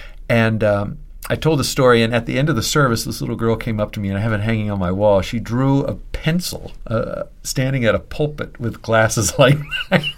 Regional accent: Pennsylvania, United States; now in Boston, United States; I'm originally from Pennsylvania, so I said, I'm from Pennsylvania.

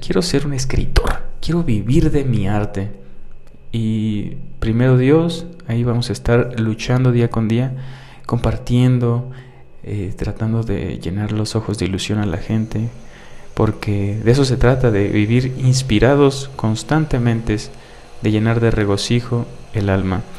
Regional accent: Mexico; soy mexicano y es parte de mí

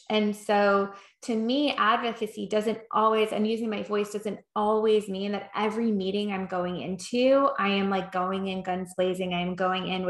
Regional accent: New York, United States; I am from New York

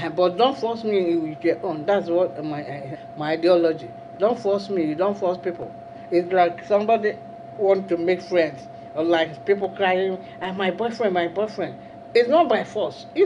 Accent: Nigeria; moved away; I'm from Nigeria.

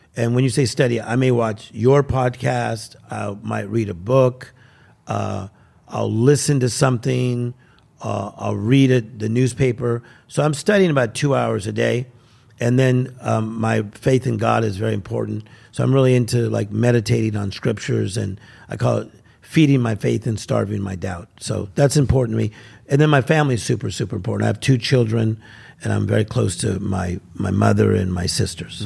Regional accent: Compton, California, United States; I'm from Compton, California.

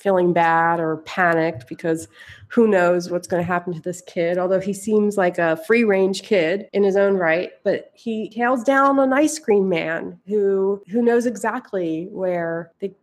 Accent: Philadelphia, Pennsylvania, United States; moved away; also born or lived in New York; where I grew up in Philadelphia

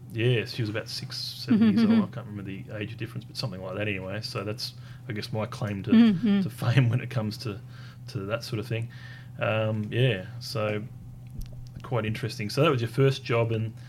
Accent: Tasmania, Australia; I was born in Tasmania, mm-hmm. As a youngster in Tasmania

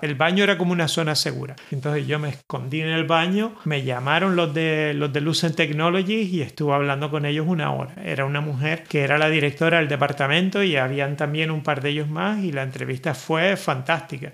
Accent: Gran Canaria, Canary Islands, Spain; yo soy de Gran Canaria

